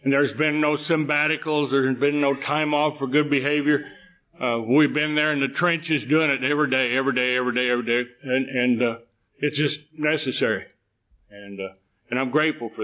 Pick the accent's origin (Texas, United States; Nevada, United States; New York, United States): Texas, United States; I was born in Texas